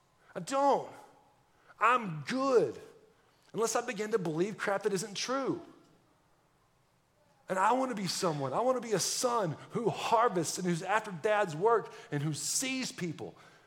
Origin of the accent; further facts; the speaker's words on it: Texas, United States; If that doesn't let you know I'm from Texas, I don't know what. I actually don't talk like a Texan a whole lot